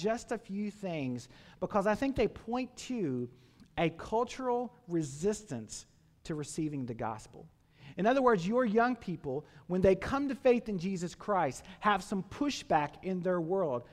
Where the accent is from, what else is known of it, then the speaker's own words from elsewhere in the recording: Campbellsville, Kentucky, United States; I grew up in Taylor County. Camelsville is my hometown, and grew up on a farm out in that area